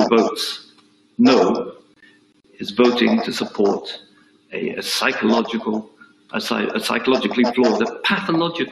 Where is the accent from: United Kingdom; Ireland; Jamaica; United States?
United Kingdom; as a British diplomat